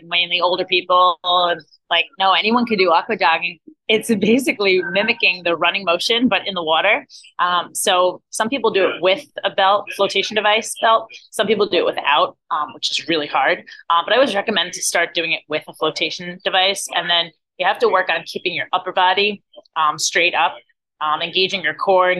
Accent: New Jersey, United States; now in Florida, United States; I'm originally from New Jersey, but I've lived in Florida for the last like 17 years

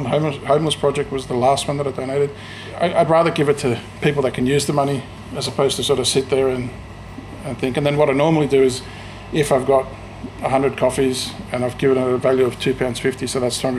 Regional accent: Australia; moved away as an adult; also born or lived in Sydney; now in Scotland, United Kingdom; I was born in Australia to Greek parents. When I was working in Sydney

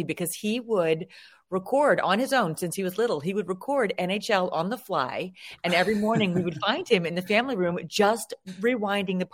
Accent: Maryland, United States; I'm from Maryland, my husband's from Virginia

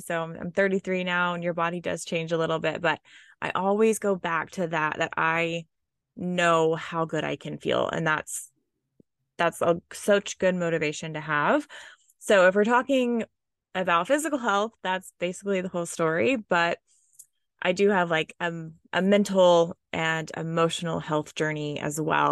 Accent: Oklahoma, United States; I was born and raised in Oklahoma. Um, that's in the United States in the Midwest

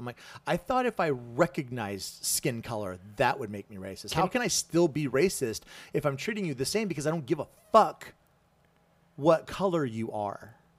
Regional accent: the South, United States; Did you know when I was growing up in the South? Okay, so I grew up

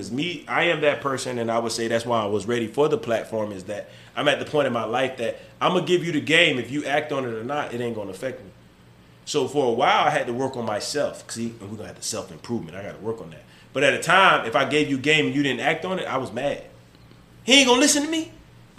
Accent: the South, United States; I'm from the South

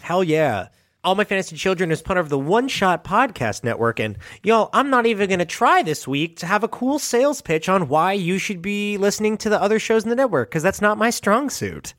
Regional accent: United States; as an American

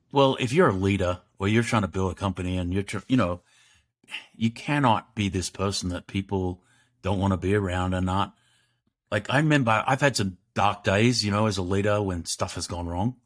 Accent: Australia; growing up in Australia, which is a great country

